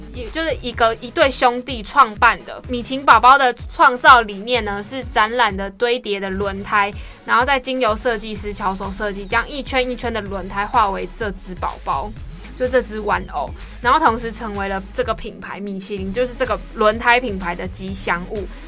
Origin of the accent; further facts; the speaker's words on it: Taipei, Taiwan; 那我本人因为就是台北人，所以从小就在